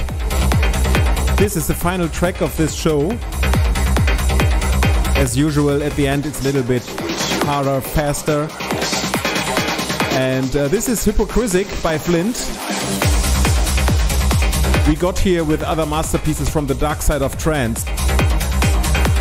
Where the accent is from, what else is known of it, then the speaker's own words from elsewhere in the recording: Duisburg, North Rhine-Westphalia, Germany; here in my hometown of Duisburg